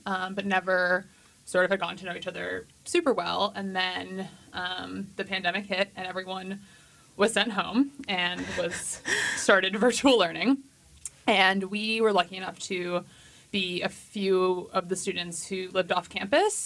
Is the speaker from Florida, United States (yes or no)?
yes; Orlando, Florida, United States; now in North Carolina, United States; I grew up in Orlando, Florida.